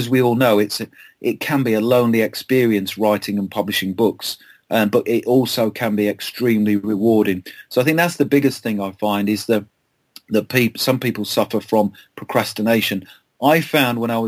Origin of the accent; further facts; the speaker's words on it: Lancashire, North West England, United Kingdom; moved away; also born or lived in Kent; I'm from Lancashire, as you know, originally, and I have a home in the Lake District